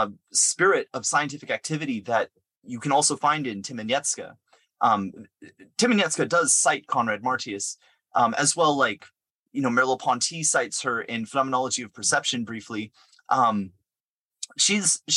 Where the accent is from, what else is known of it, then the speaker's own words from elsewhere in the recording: San Diego, California, United States; now in New York, United States; I'm from California and I'm been out in New York for a long time. But but originally I'm from San Diego